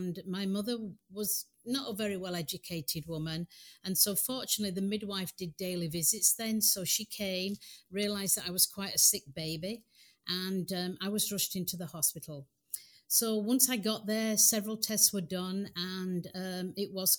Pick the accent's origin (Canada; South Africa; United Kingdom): United Kingdom; England; moved away as an adult; now in United States; I was born in England